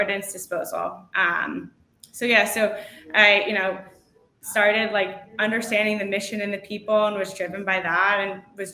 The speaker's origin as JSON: {"language": "English", "town": "Philadelphia", "region": "Pennsylvania", "country": "United States", "tie": "born or raised there", "said": "I grew up in Philadelphia, right outside the city"}